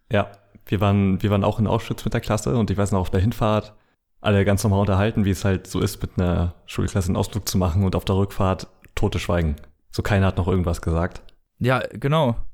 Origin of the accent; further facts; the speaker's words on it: Mecklenburg-Vorpommern, Germany; Aus meiner, aus meiner Heimat, ja. Also in Mecklenburg ist das halt ganz schlimm äh, gerade, da sind ganz viele Dörfer um Wismar rum